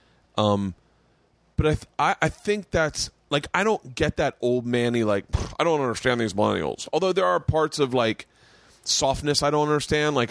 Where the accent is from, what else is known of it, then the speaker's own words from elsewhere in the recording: the South, United States; moved away; I grew up in the South